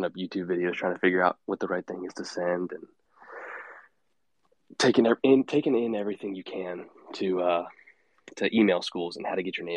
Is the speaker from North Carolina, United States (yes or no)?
yes; Fuquay-Varina, North Carolina, United States; a small town 20 minutes outside of Raleigh called Fuquay Varina. I went to high school there